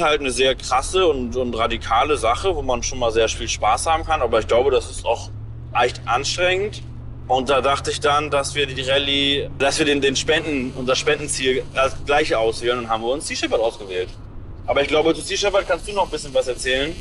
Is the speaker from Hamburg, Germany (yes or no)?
yes; Hamburg, Germany; Ich komme aus Hamburg